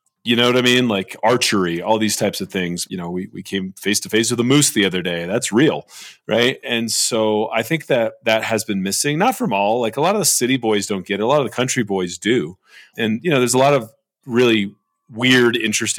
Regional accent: Southern California, United States; I grew up in Southern California

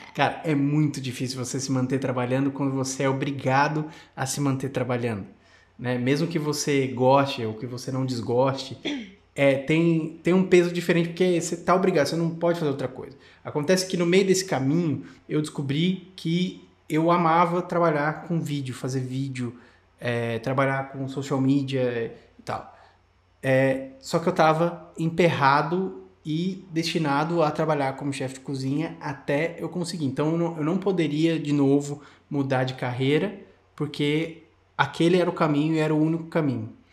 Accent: Brazil; moved away as an adult; now in Australia; um brasileiro morando na Austrália

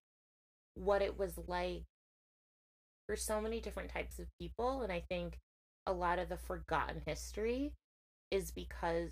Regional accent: Connecticut, United States; also born or lived in Worcester, Massachusetts; I am from Connecticut, a very small town, although Connecticut is a small town in itself, but I'm from a small town, Connecticut.

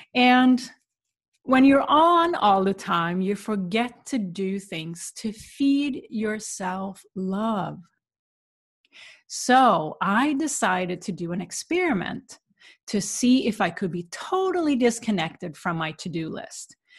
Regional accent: Sweden; moved away; where I grew up in Sweden

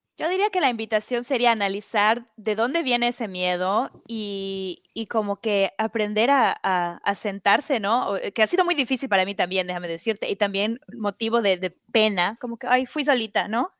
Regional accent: Mexico; now in United States; como latinoamericana, como mexicana

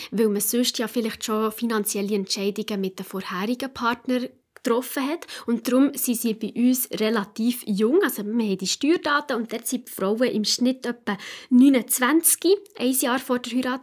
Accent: Switzerland; bei uns in der Schweiz

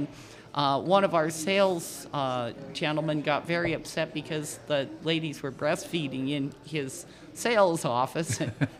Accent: Butte, Montana, United States; also born or lived in Dickinson, North Dakota; Over there, you'd say, well, I'm from Butte, Montana.

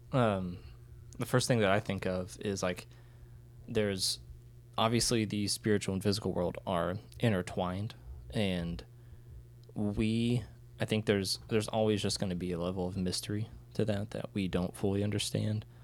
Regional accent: United States; being an American who did not speak Ukrainian

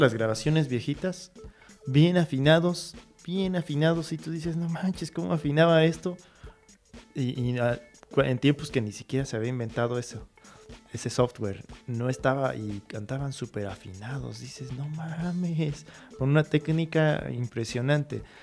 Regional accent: Hidalgo, Mexico; aquí nosotros somos mexicanos, somos hidalguenses

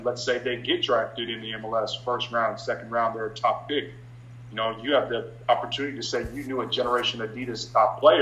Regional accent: San Diego, California, United States; I'm coming from San Diego

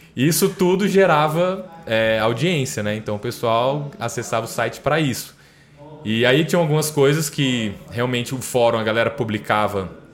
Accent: Brasília, Federal District, Brazil; also born or lived in Aracaju, Sergipe; nasci em Aracaju, Sergipe. Na época lá meus pais estavam meu pai estava trabalhando para Petrobras lá em Aracaju e aí a gente a família foi para lá, eu nasci lá, mas com um ano a gente veio para Brasília. E aí eu moro em Brasília desde então

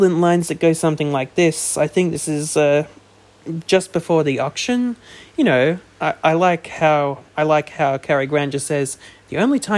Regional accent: Australia; I'm Australian

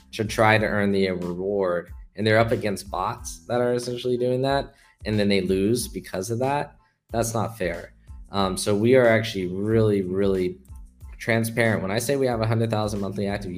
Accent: California, United States; moved away as an adult; now in Hong Kong; I'm from California.

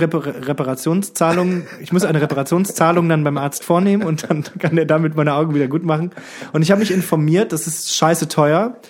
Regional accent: Krefeld, North Rhine-Westphalia, Germany; moved away; in meiner Heimat in Krefeld

